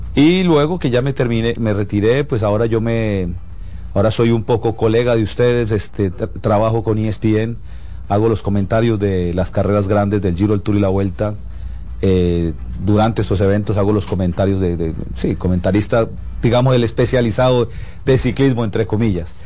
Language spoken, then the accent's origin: Spanish; Colombia; soy colombiano